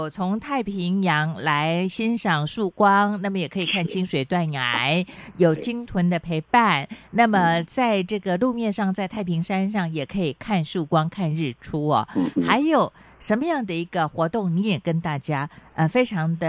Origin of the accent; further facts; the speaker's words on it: Chiayi, Taiwan; 你跟我都是嘉义人嘛？